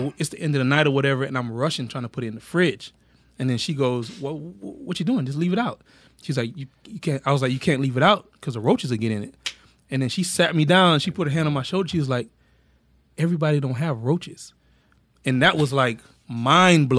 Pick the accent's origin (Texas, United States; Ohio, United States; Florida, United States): Florida, United States; Orlando; I grew up in Paramore, which is the hood